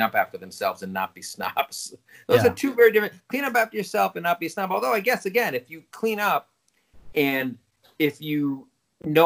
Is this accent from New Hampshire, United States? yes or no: no; New Haven, Connecticut, United States; I grew up in the New Haven area